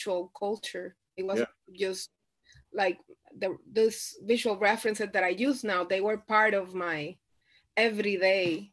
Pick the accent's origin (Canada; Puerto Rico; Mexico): Puerto Rico; moved away as an adult; I grew up in Puerto Rico. I was born and raised in Puerto Rico. I lived in Puerto Rico 27 years before I moved anywhere else